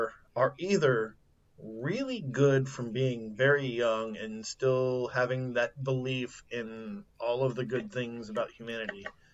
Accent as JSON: {"language": "English", "region": "Southeast Texas", "country": "United States", "said": "I'm from Southeast Texas, so we're technically considered the West"}